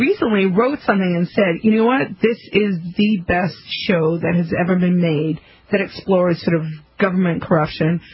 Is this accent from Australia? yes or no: no; South Africa; now in United States; I'm from South Africa originally.